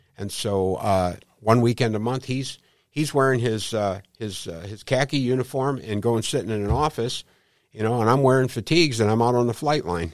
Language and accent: English; St. Louis, Missouri, United States; I grew up in Saint Louis, uh, right around the hill